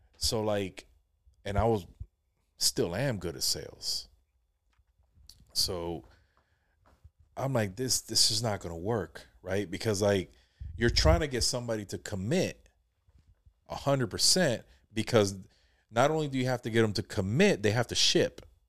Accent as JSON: {"language": "English", "town": "Jacksonville", "region": "Florida", "country": "United States", "also_born_or_lived": "Palm Coast, Florida", "said": "my wife, you know, we're from Jacksonville"}